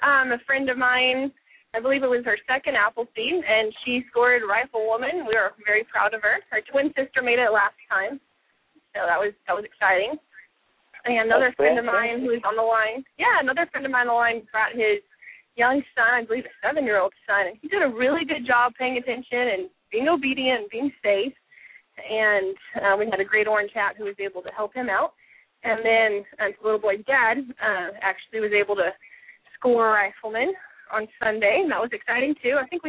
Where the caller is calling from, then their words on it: Austin, Texas, United States; I'm calling in from the Austin area.